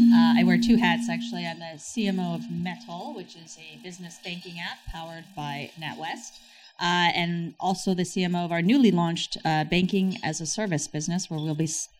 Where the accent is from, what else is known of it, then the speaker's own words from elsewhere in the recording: New York, United States; accent: New York; moved away; I am from New York, as you might tell from my accent.